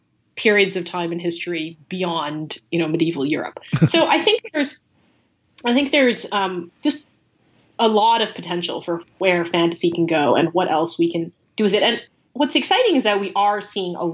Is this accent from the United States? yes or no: yes; United States; we as Asian American creators